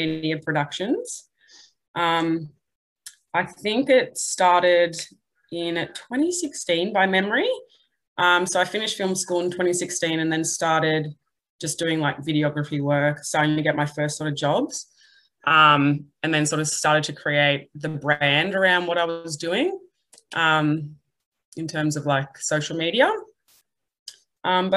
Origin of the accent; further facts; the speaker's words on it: Melbourne, Victoria, Australia; moved away as an adult; now in Newcastle, Australia; I'm from Melbourne and I've got a arts degree